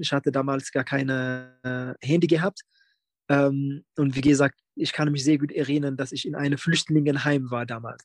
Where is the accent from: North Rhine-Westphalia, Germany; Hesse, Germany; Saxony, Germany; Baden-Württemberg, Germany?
North Rhine-Westphalia, Germany; Bielefeld; bei uns in Bielefeld